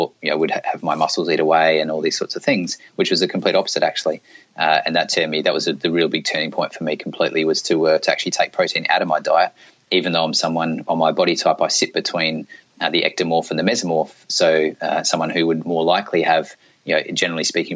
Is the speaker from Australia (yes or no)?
yes; Australia; also born or lived in South Australia / northeast Australia; I grew up in Australia, and I used to live down in South Australia